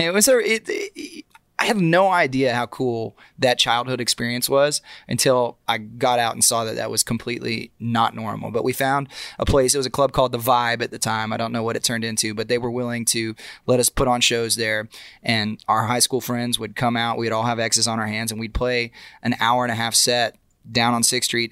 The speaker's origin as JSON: {"language": "English", "town": "Austin", "region": "Texas", "country": "United States", "tie": "born or raised there", "moved": "as an adult", "lives_now": "Nashville, United States", "said": "growing up, um, in Austin"}